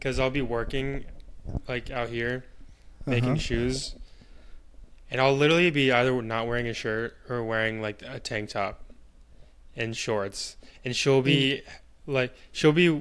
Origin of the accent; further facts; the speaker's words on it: United States; As an American